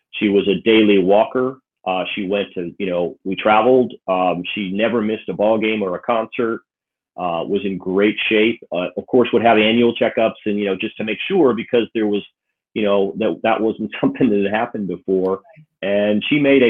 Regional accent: Clearwater, St. Pete, Tampa area, Florida, United States; moved away as an adult; also born or lived in Connecticut / Tallahassee / Atlanta; we kind of grew up from the time I was 7 until I went off to college in the Clearwater, St. Pete, Tampa area

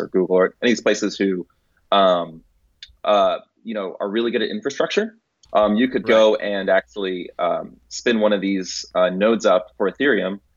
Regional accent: Tampa, Florida, United States; also born or lived in Santo Domingo, Dominican Republic / Atlanta, Georgia / San Jose, California; at two years old, uh, we moved, my family moved to Tampa, Florida

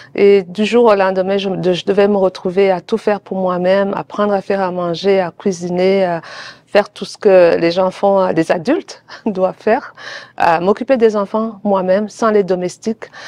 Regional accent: Burundi; now in Toronto, Canada; les membres de ma famille qui sont dans mon pays d'origine, le Burundi

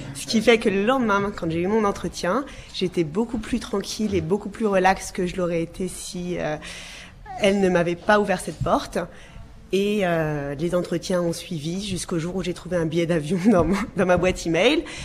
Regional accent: France; moved away as an adult; now in Canada; je viens de France

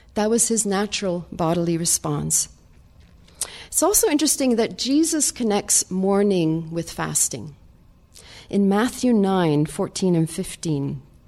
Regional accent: Sweden; moved away; I'm from Sweden

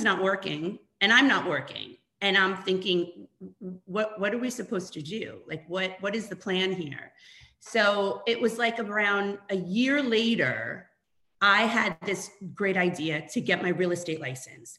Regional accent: New York, United States; moved away as an adult; also born or lived in Toronto, Canada; I'm originally from New York

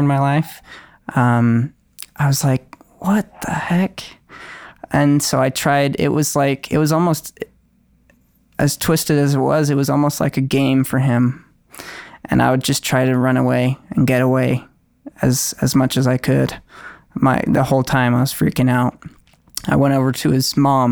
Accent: Utah, United States; also born or lived in California; And then we moved here to Utah when I was 8 and a half

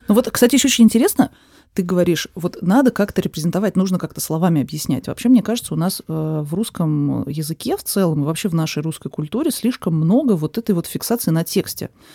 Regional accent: Moscow, Russia; я родилась в Москве, всю жизнь живу в Москве

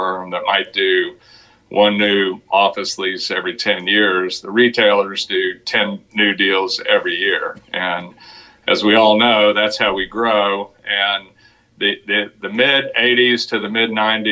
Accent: Dallas, Texas, United States; also born or lived in Austin; I grew up in Dallas, went to school down in Austin, University of Texas, came back to Dallas in 1983

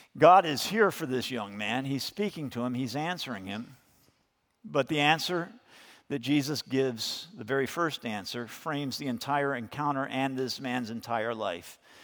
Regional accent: United States; as American Christians

